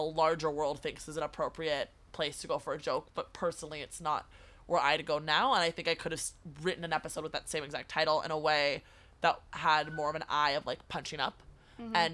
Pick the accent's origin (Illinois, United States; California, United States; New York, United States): California, United States; as a woman, as a Californian